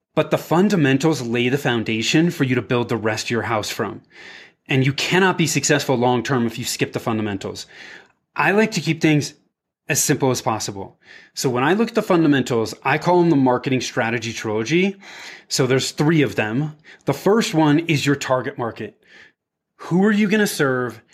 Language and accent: English; Bay Area, Northern California, United States; moved away as an adult; also born or lived in Denver; I was born and raised in the Bay Area, in Northern California